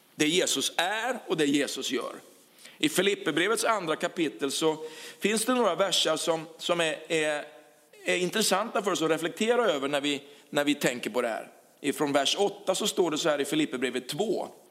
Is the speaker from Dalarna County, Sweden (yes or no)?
no; Karlskrona, Blekinge, Sweden; moved away as an adult; also born or lived in Huskvarna; den stad där vi kommer från, Karlskrona